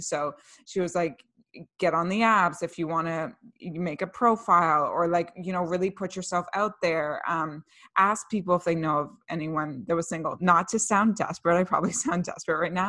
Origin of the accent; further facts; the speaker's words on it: Canada; We're two Canadian millennials and minimalists